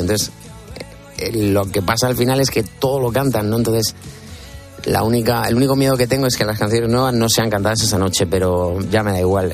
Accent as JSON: {"language": "Spanish", "region": "Region of Murcia", "country": "Spain", "said": "su murciano favorito"}